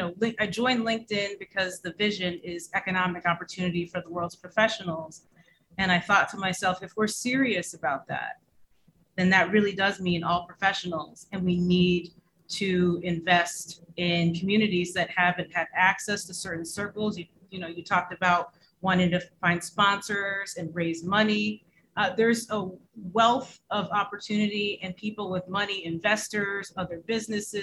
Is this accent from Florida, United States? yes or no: no; upstate New York, United States; also born or lived in Jamaica; I am from upstate New York and also the island of Jamaica